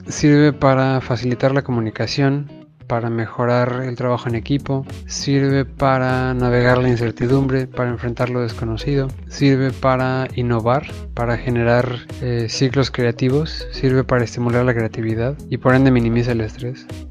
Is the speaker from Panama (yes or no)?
no; Mexico; el grueso del mexicano tenemos somos latinos y mucho de nuestra cultura viene de allá